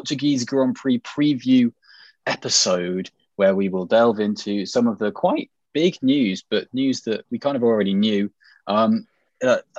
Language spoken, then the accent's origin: English; England, United Kingdom; accent: received pronunciation; my received pronunciation accent